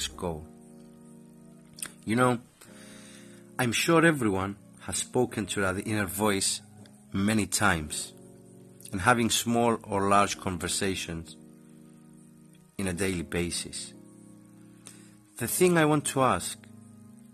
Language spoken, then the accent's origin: English; Cyprus; I am from Cyprus and I am an entrepreneur.